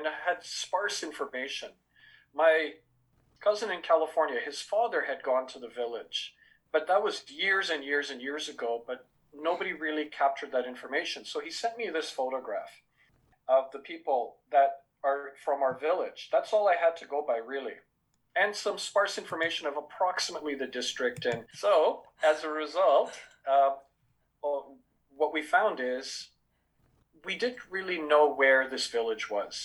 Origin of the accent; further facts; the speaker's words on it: Canada; also born or lived in England / Fiji (parents) / India (ancestry); I was born in England, raised in Canada